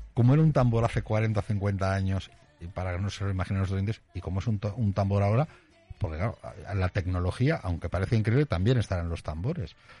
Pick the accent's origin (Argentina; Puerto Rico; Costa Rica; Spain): Spain; Aragon; siendo aragonesa